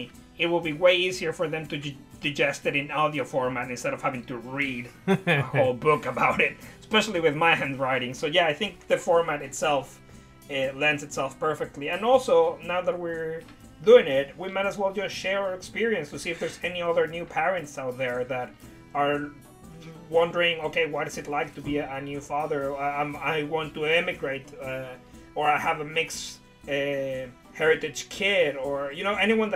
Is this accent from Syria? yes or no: no; Puerto Vallarta, Jalisco, Mexico; English is a second language; moved away as an adult; also born or lived in Mexico City; now in near Brighton, United Kingdom; I was born in the city, in the main capital, but then when I was about 8, I moved to Puerto Vallarta, which is a very pretty beach town. I grew up there until I was like 19